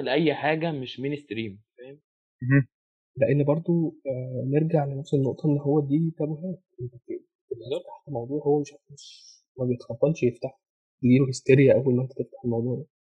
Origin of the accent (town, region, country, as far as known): Egypt